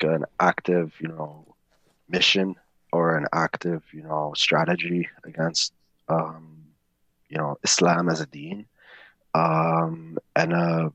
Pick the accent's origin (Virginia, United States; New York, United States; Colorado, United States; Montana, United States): New York, United States; I grew up in the Bronx.